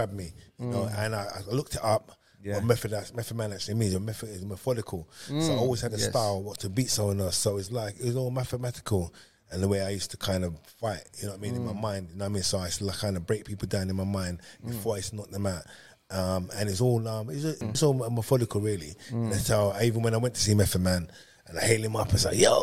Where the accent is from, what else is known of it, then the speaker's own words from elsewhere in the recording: London, United Kingdom; I was growing up in Hackney, in East London